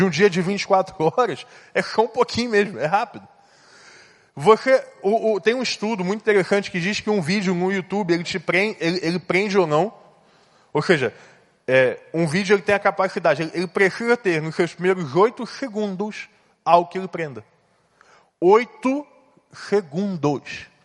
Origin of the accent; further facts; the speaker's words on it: São José do Calçado, Espírito Santo, Brazil; Eu vim de São José do Calçado, Espírito Santo.